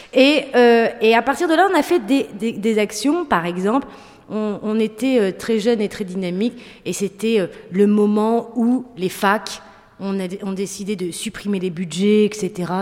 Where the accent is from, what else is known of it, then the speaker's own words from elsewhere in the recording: Roubaix, Hauts-de-France, France; also born or lived in Tourcoing; moi, avec mes copains, on vient de Roubaix, Tourcoing, donc de classe populaire